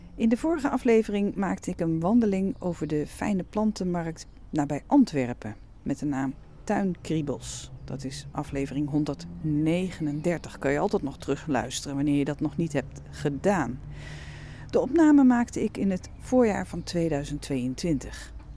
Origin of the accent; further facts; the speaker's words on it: Netherlands; ben ik natuurlijk zelf uit Nederland afkomstig